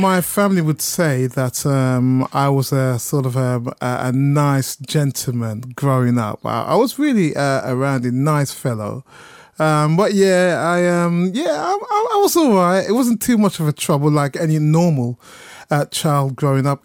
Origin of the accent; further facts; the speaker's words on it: Birmingham, West Midlands, United Kingdom; moved away as an adult; now in London, United Kingdom; I'm from Birmingham. I'm a Brummie.